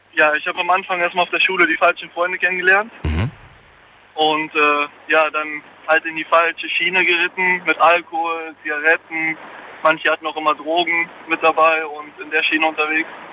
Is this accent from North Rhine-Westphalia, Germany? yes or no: yes; Cologne, North Rhine-Westphalia, Germany; Ich komme aus Köln